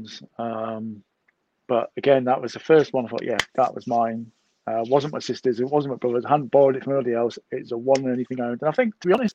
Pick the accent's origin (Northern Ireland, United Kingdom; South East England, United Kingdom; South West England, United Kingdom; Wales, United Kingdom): Wales, United Kingdom; obviously I'm Welsh